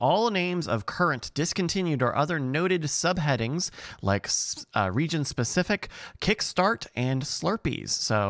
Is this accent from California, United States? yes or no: no; Virginia, United States; I'm a Southerner. I'm from Virginia.